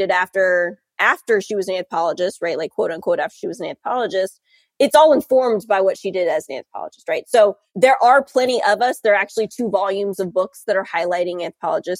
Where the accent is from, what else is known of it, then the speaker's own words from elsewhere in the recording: North Carolina, United States; moved away as an adult; also born or lived in Charlottesville, Virginia / Durham, North Carolina; now in South Bend, Indiana, United States; I grew up in North Carolina